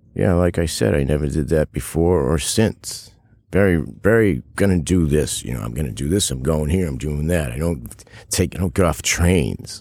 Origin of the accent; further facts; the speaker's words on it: Massachusetts, United States; moved away as an adult; also born or lived in New York City / Los Angeles; I'm from Massachusetts, but I lived in New York City in, like, mid-eighties to early ninety